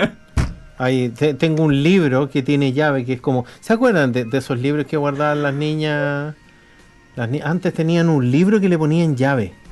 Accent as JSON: {"language": "Spanish", "country": "Chile", "moved": "yes", "lives_now": "New Zealand", "said": "nosotros somos de Chile"}